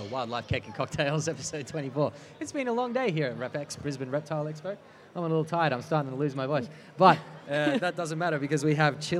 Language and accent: English; Germany; now in Australia; I'm from Germany.